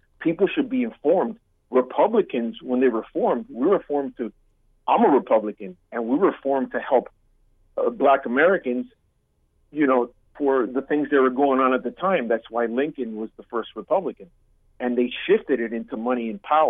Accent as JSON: {"language": "English", "country": "Cuba", "moved": "yes", "lives_now": "United States", "said": "I'm Cuban. I come from a communist country. And I've seen this happen in my country"}